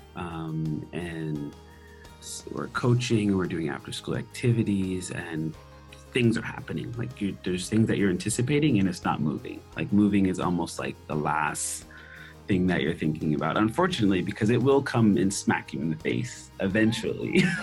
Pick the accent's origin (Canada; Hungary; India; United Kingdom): Canada; Nova Scotia; first language English; moved away as an adult; I'm from Nova Scotia